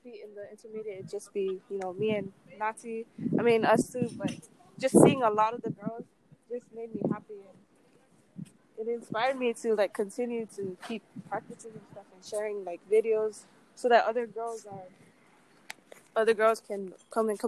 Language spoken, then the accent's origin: English; Laie, Hawaii, United States; also born or lived in Cook Islands; Growing up in La'ie